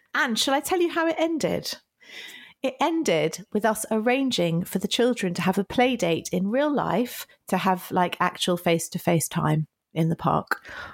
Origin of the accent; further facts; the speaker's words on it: United Kingdom; I am so British